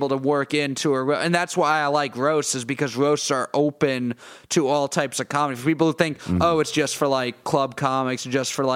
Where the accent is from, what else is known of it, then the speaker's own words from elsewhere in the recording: New York City, New York, United States; I grew up in Queens